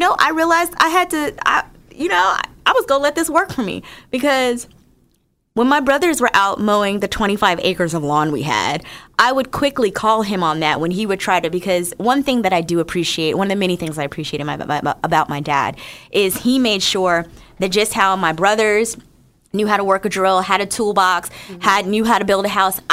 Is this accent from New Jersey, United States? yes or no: yes; New Jersey, United States; moved away; also born or lived in Northern Virginia; I'm from Jersey originally